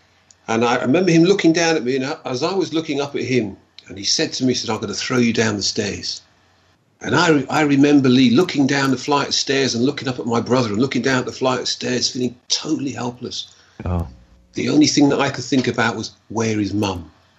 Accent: North Rhine-Westphalia, Germany; born there; They got married, and I was born in Germany

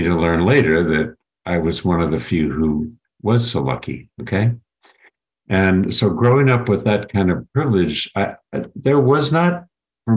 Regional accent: Minneapolis, Minnesota, United States; also born or lived in St. Paul, Minnesota; I grew up in privilege in Minneapolis and St. Paul, Minnesota, in the state my family actually helped create in the 1800s

